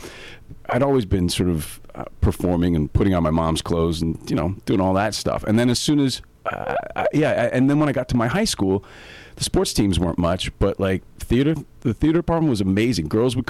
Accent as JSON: {"language": "English", "town": "New York City", "region": "New York", "country": "United States", "tie": "born or raised there", "moved": "as an adult", "lives_now": "California, United States", "said": "I grew up in New York City. I left there when I was about 24, came out here, fell in love with California."}